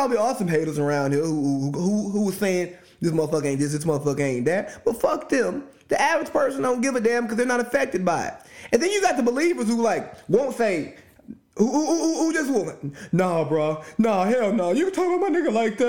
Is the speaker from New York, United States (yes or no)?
no; Cartersville, Georgia, United States; my hometown, Cartersville, Georgia, Northwest Georgia, Bartow County